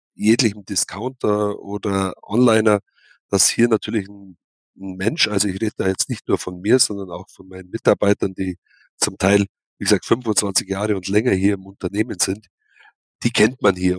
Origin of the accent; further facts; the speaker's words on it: Kaufbeuren, Bavaria, Germany; Hier, hier geboren, hier aufgewachsen, hier zur Schule gegangen